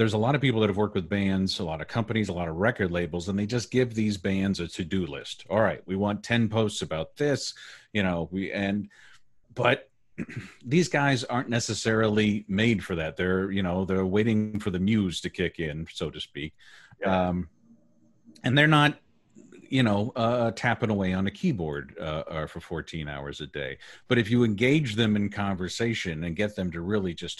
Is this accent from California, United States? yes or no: yes; Southern California, United States; I grew up in Southern California, went to college in Southern California at USC